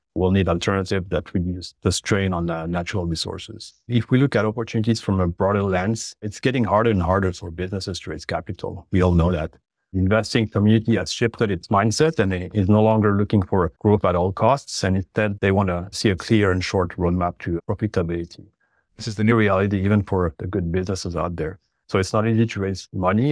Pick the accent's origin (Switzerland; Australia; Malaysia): Switzerland; French-speaking Switzerland, Romandy; moved away as an adult; also born or lived in Geneva; now in Canada; I'm originally from Switzerland on the French speaking sides, for the listeners who picked up on my accent.